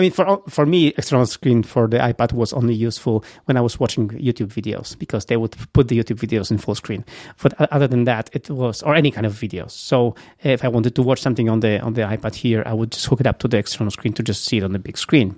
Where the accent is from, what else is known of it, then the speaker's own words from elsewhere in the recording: Gdynia, Pomeranian Voivodeship, Poland; English is a second language; moved away; I love Gdynia. This is my hometown. This is where I was born